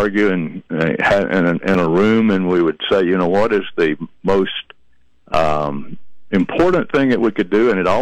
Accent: Georgia, United States; moved away as an adult; also born or lived in Alabama; now in Chattanooga, United States; I grew up in Georgia

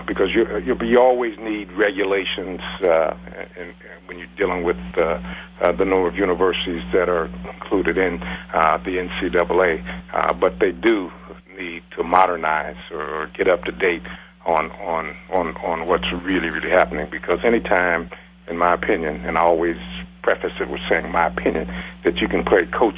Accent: Columbus, Ohio, United States; I'm right from Columbus, and my family was right here

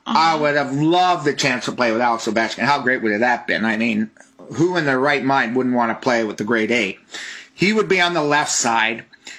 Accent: Canada; being a Canadian

